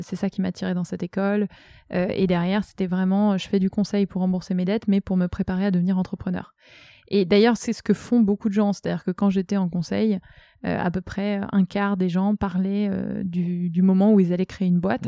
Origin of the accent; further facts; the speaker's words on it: Brittany, France; moved away as an adult; now in Tourcoing, France; je suis bretonne